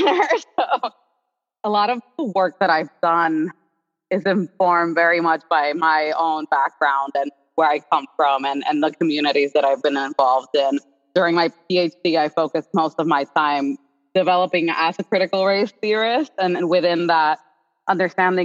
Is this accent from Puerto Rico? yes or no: yes; San Juan, Puerto Rico; moved away as an adult; also born or lived in Mississippi; now in Connecticut, United States; growing up in Puerto Rico